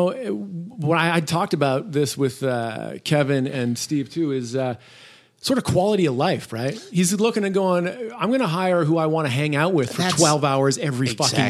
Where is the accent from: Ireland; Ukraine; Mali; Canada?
Canada; Toronto, Ontario; moved away as an adult; now in South Bay, California, United States; I grew up in Toronto